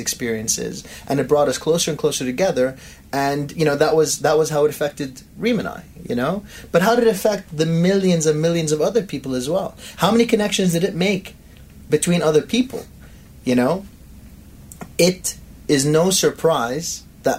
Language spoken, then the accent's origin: English; Montreal, Quebec, Canada; now in Dubai, United Arab Emirates; after 1997, I was growing up in Montreal.